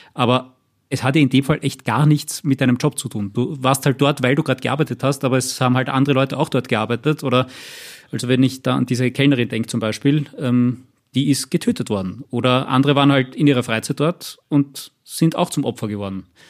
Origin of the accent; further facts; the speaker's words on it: Austria; bei uns in Österreich